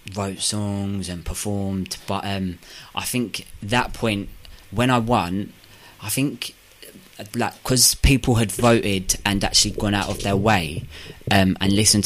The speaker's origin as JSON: {"language": "English", "town": "Watford", "region": "East of England", "country": "United Kingdom", "said": "I come from Watford. So I'm from the countryside"}